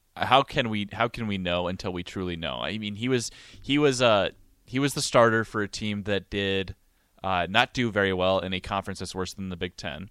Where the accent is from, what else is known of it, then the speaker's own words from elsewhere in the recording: Montana, United States; moved away as an adult; now in Lincoln, United States; my hometown in Montana